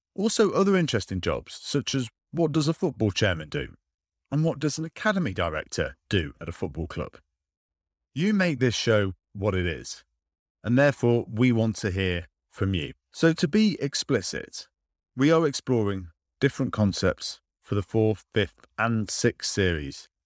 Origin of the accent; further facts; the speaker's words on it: United Kingdom; I'm British